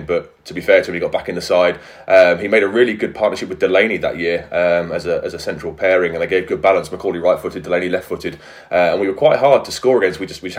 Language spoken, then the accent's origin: English; Ipswich, East of England, United Kingdom; now in Wales; I am Suffolk. I am from Ipswich. My parents live in Ipswich